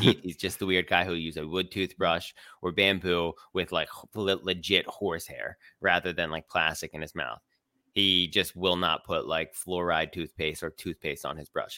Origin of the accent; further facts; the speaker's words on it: Philadelphia, Pennsylvania, United States; I'm from Philly